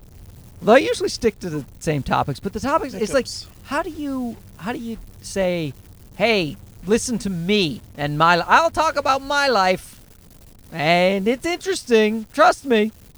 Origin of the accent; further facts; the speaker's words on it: Newfoundland and Labrador, Canada; I'm from Newfoundland